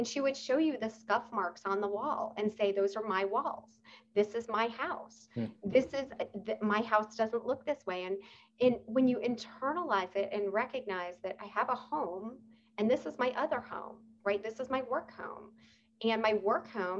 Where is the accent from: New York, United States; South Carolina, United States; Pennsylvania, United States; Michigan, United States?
New York, United States; moved away; I am a New Yorker